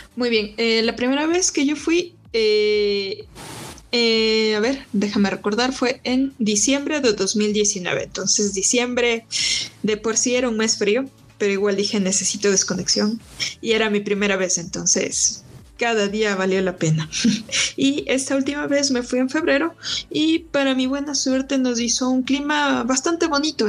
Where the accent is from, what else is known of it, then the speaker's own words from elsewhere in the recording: Quito, Pichincha, Ecuador; soy quiteña